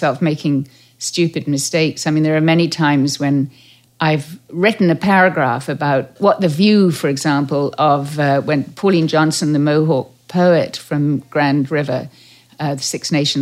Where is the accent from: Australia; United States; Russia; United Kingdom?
United Kingdom; Derbyshire Dales, East Midlands; moved away as an adult; now in Canada; I grew up in the Derbyshire Dales, and I knew the Yorkshire Moors